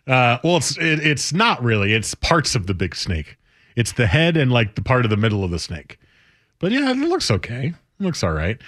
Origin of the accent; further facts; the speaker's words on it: New Jersey, United States; I grew up in New Jersey